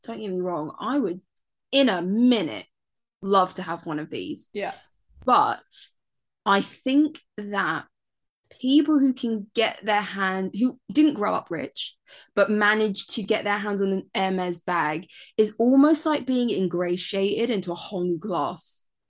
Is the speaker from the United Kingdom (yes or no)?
yes; United Kingdom; both of us born and raised in Britain